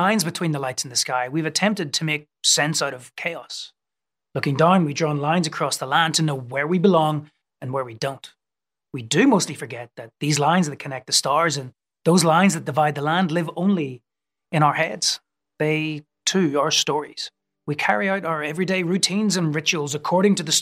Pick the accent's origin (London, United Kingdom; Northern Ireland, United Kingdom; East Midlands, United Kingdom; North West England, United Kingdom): Northern Ireland, United Kingdom; moved away; where I was growing up in Northern Ireland